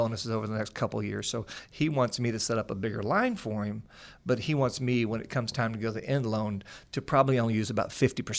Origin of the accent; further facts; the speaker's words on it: Missouri, United States; you know that I grew up in the Midwest, a little town outside of Springfield, Missouri, a little dairy community.